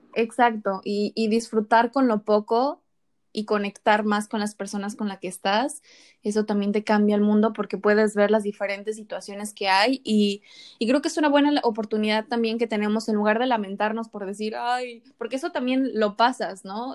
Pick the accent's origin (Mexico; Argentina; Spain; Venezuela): Mexico; State of Mexico; moved away as an adult; also born or lived in Playa del Carmen; now in Los Cabos, Mexico; tú me conociste en la Ciudad de México, pero yo soy del Estado de México